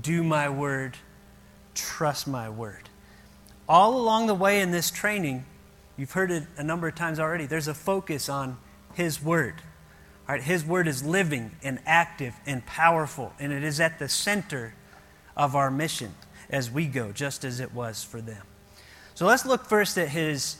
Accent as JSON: {"language": "English", "region": "Ohio", "country": "United States", "tie": "born or raised there", "moved": "yes", "said": "we grew up in Ohio."}